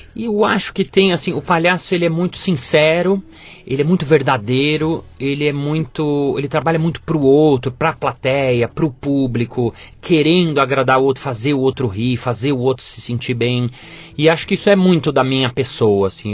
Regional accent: São Paulo, Brazil; also born or lived in New York / France; Eu sou de São Paulo mesmo

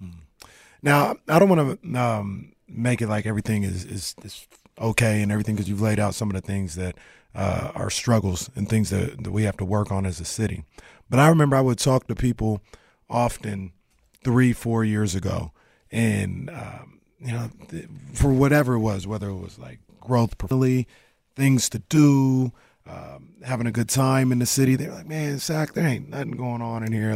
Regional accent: Sacramento, California, United States; I'm from South Sacramento

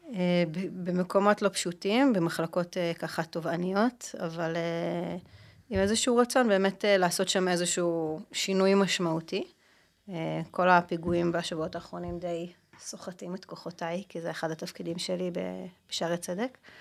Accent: Jerusalem, Jerusalem District, Israel; אני ירושלמית, אה, אנחנו גדלנו באותה שכונה בעצם

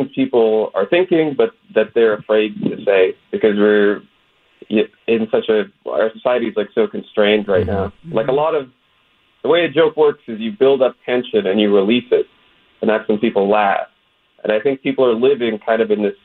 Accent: West Virginia, United States; I'm an Arab. I grew up in West Virginia.

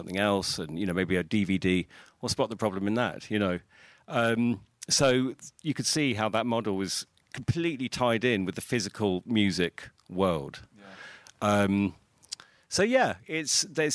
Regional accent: United Kingdom; I was growing up in Britain

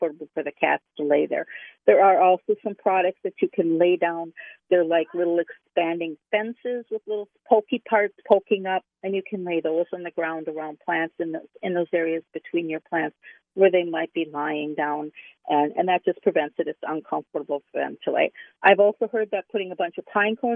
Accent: Minnesota, United States; I'm a Minnesotan

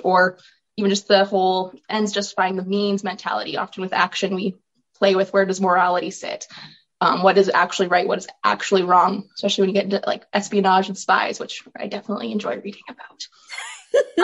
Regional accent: Olds, Alberta, Canada; I am from Olds, Alberta, where I grew up on a farm with cows, sheep.

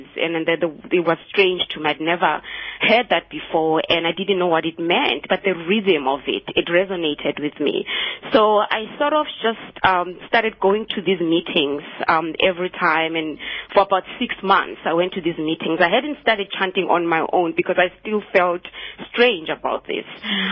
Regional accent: Soweto, Gauteng, South Africa; moved away as an adult; also born or lived in Cape Town; I grew up in Soweto, and I came to UCT actually in the 90s to study.

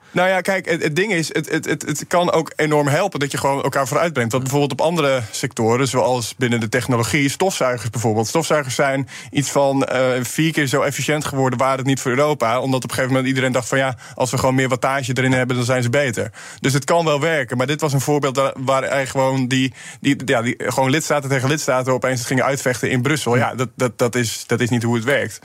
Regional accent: Urk, Flevoland, Netherlands; bij mij in de gemeenschap, ik kom van Urk

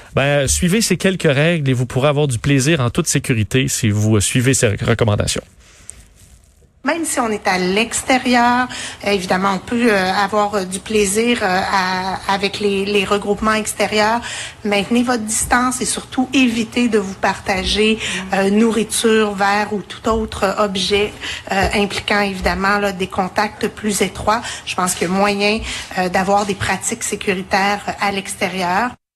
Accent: Quebec City, Quebec, Canada; je viens de Québec

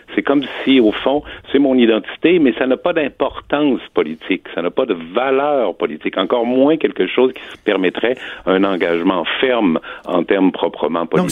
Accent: Quebec, Canada; on a toujours été et on demeure des Canadiens qui parlent français. Donc, on est des Canadiens français au sens politique du terme

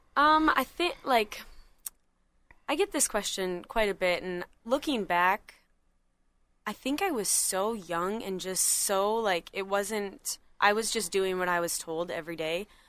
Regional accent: Rogers, Minnesota, United States; I'm from originally from Rogers, Minnesota

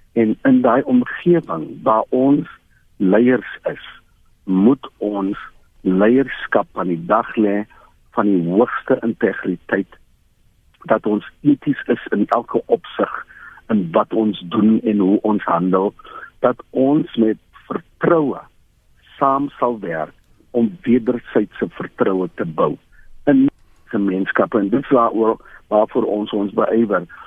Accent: South Africa; ons as Suid-Afrikaners

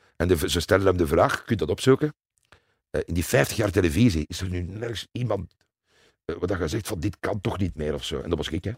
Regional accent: Leuven, Flanders, Belgium; Ik ben geboren in Leuven

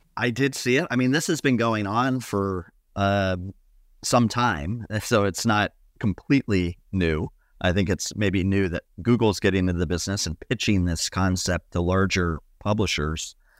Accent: Ohio, United States; moved away; my home state of Ohio where my dad still gets the local newspaper.

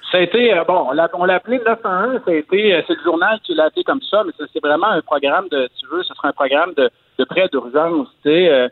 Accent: Quebec, Canada; chez nous au Québec

